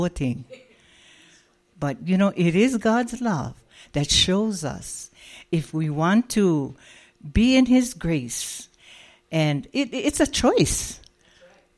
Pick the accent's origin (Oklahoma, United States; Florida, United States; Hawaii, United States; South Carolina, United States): Hawaii, United States; now in Las Vegas, United States; We come from Hawaii.